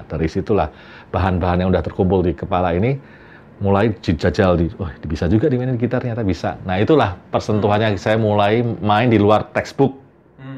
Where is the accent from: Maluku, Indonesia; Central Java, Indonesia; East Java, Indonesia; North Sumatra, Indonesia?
Central Java, Indonesia; Semarang; moved away as an adult; also born or lived in Jakarta; saya lahir dan besar di Semarang, terus pindah Jakarta